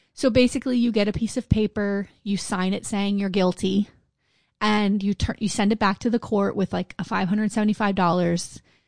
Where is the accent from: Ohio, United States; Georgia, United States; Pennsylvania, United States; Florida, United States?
Florida, United States; Wilton Manors; I grew up in Wilton Manors